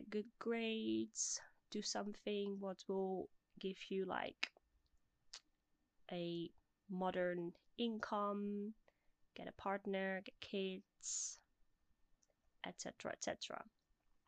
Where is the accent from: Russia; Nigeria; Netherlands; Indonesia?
Netherlands; Bussum, North Holland; moved away; also born or lived in Blaricum; I'm originally from the Netherlands. At this very moment, I am 29 years old. And for all my Dutch listeners, I was born in Blaricum, but I grew up in Bussum